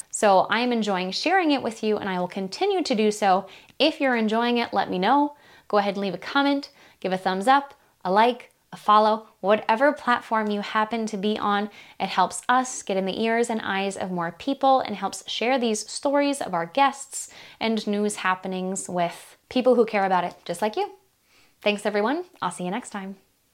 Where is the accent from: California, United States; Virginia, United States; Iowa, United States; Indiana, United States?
Iowa, United States; Des Moines, Iowa, the capital of my home state